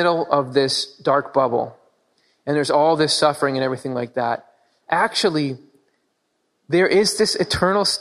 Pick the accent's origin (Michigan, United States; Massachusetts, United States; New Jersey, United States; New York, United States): Michigan, United States; now in Pennsylvania, United States; I grew up in Michigan